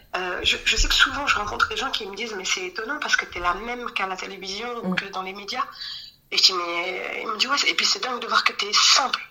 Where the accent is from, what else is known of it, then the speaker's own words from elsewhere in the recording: Djerba, Medenine, Tunisia; je suis tunisienne de Djerba